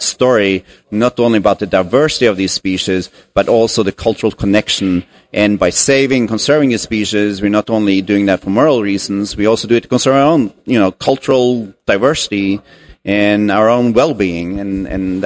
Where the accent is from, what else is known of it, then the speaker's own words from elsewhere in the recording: Norway; moved away as an adult; also born or lived in California, United States; now in United States; I am originally from Norway, and I moved here to the U.S. back in 2000